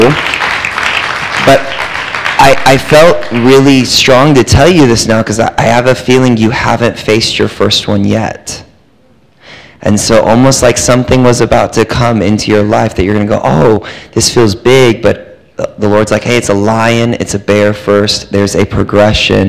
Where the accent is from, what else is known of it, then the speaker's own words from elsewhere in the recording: California, United States; accent: American; also born or lived in Texas; We're from California